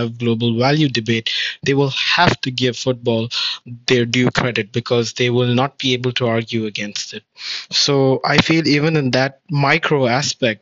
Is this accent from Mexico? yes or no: no; India; being Indian